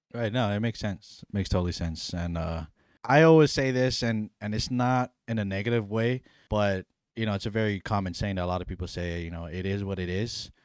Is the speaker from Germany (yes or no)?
no; Hawaii, United States; I grew up on Hawaii, but not my heritage, not my culture's island